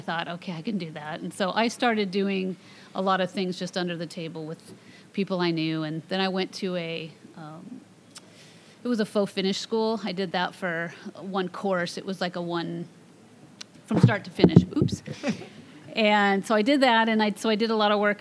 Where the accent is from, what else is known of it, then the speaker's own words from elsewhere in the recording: Marysville, Washington, United States; also born or lived in Camano Island, Washington; I grew up in Marysville, Washington